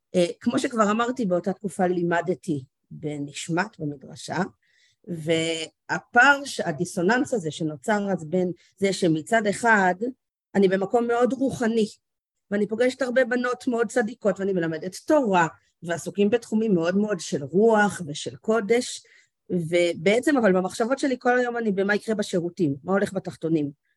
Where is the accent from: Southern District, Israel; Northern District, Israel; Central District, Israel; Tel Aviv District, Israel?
Northern District, Israel; Karmiel; גדלתי בכרמיאל, בצפון